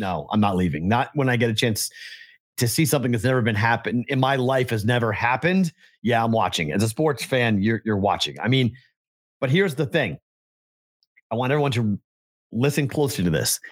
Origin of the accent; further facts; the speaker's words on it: Boston, Massachusetts, United States; moved away; growing up in Boston